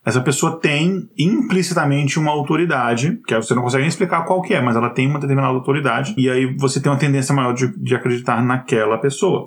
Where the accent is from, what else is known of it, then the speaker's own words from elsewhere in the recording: Brasília, Federal District, Brazil; moved away; also born or lived in Minas Gerais; eu não nasci em Brasília, eu sou mineiro, mas eu fui para Brasília com 5, 6 anos de idade e me considero de Brasília